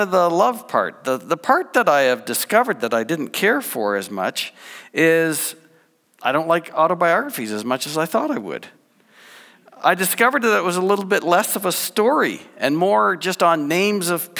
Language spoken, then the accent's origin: English; New Brunswick, Canada; I grew up in New Brunswick, born and raised